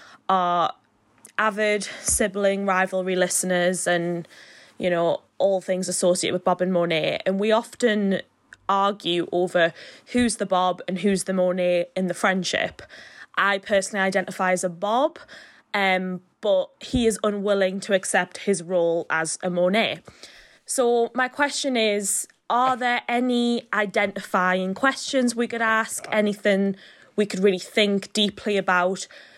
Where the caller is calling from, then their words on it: Newcastle, North East England, United Kingdom; I'm recording this from Newcastle in England, the UK.